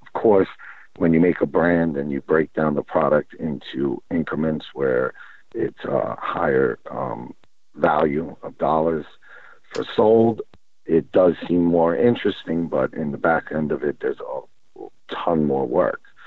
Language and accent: English; New York, United States; moved away as an adult; now in California, United States; I'm from New York originally. Um, was born there.